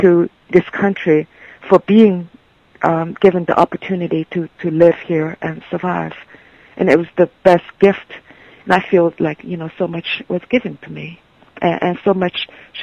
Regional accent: Shanghai, China; born or raised there; English is a second language; moved away as an adult; also born or lived in Nantong, Jiangsu; now in United States

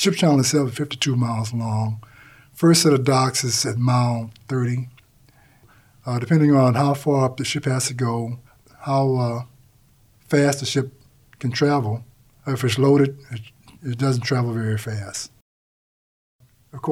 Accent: Galveston, Texas, United States; I was born in Galveston, Texas, and affectionately known as BOI, Born on the Island

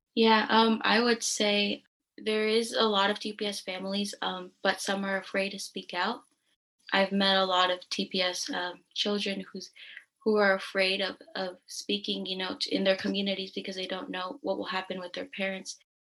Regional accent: San Francisco, California, United States; I'm from San Francisco, California. Um, I've lived in the Bay Area my entire life

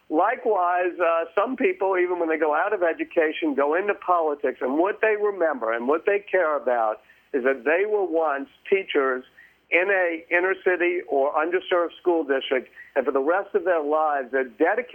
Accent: New Orleans, Louisiana, United States; I care deeply about New Orleans, my hometown

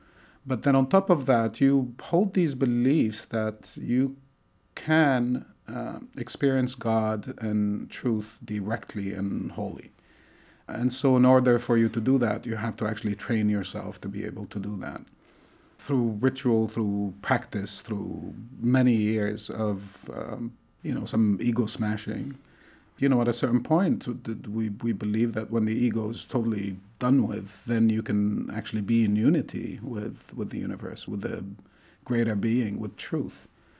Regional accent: Tunisia; born there; I was born in Tunisia, in North Africa.

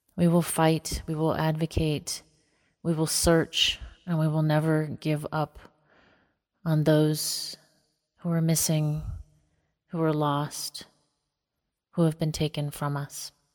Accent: northeastern Montana, United States; I am most rooted in my home community on the Maniche-Chauchet in northeastern Montana, on the Canadian and North Dakota border.

